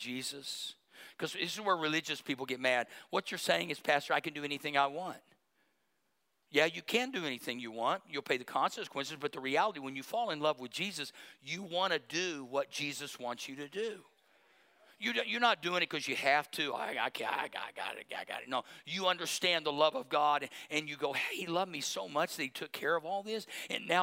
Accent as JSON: {"language": "English", "town": "Berry Hill", "country": "United States", "tie": "born or raised there", "said": "I grew up in Berry Hill"}